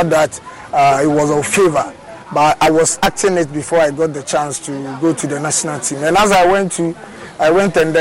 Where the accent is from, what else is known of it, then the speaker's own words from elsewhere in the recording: Accra, Greater Accra, Ghana; I grew up in Mamubi.